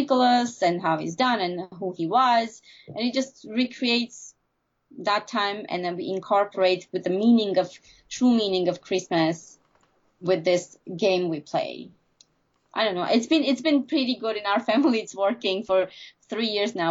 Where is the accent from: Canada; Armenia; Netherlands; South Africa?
Armenia; moved away; growing up in Armenia